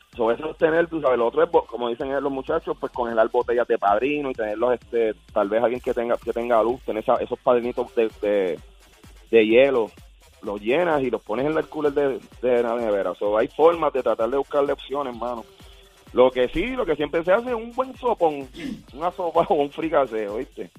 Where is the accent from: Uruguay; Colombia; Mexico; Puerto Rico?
Puerto Rico; now in Caguas, Puerto Rico; nosotros como puertorriqueños